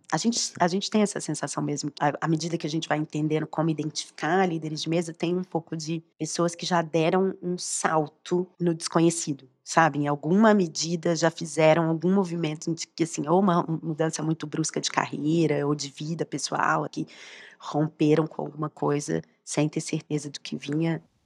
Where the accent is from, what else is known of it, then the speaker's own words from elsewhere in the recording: Belo Horizonte, Minas Gerais, Brazil; nesse estado de Belo Horizonte, onde eu cresci